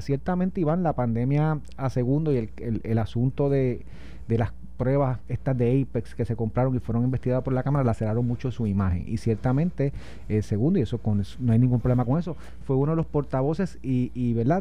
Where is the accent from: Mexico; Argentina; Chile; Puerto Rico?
Puerto Rico; los puertorriqueños somos distintos, de que acá somos pobres